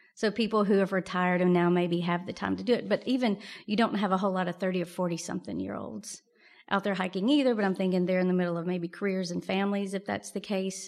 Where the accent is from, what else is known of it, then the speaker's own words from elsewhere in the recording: Mississippi, United States; moved away as an adult; also born or lived in Wyoming; I'm originally from Mississippi